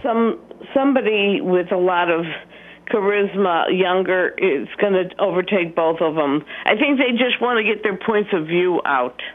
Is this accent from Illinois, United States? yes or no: yes; Chicago, Illinois, United States; I'm from Chicago, and my dad was a union president